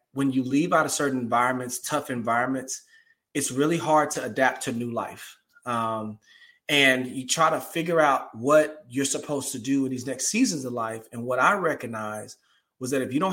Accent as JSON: {"language": "English", "town": "Dallas", "region": "Texas", "country": "United States", "tie": "born or raised there", "also_born_or_lived": "Denton, Texas / Memphis, Tennessee", "moved": "as an adult", "lives_now": "Atlanta, United States", "said": "I grew up in the height of gang activity in Dallas, Texas"}